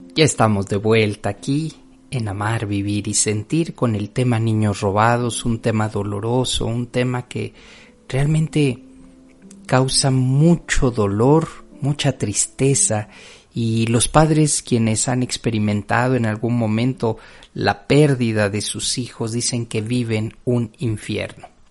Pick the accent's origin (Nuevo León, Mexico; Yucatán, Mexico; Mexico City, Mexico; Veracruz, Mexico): Mexico City, Mexico; yo venía de la Ciudad de México